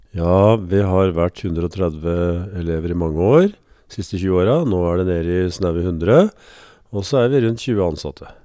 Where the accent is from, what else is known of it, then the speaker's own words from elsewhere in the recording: Østfold, Norway; moved away as an adult; now in Elverum, Norway; Jeg er født og oppvokst i Østfold